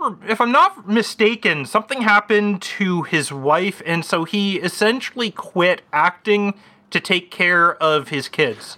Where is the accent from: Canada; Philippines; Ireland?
Canada; As a Canadian